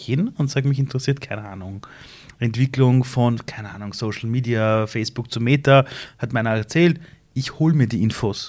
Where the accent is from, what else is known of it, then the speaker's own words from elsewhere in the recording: Iran; moved away; in meinem Heimatland Iran